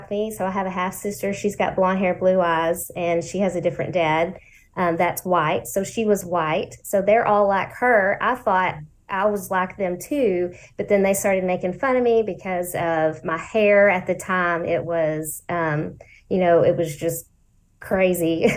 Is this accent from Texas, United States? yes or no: yes; Lancaster, Texas, United States; also born or lived in Ellis County, Texas; I was in Lancaster. So that's where I grew up